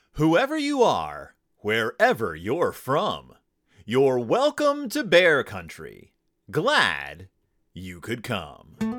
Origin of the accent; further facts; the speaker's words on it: Texas, United States; I'm from Texas